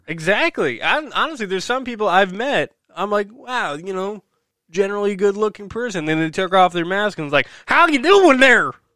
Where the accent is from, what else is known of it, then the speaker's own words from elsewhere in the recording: New Jersey, United States; in my home state of New Jersey here.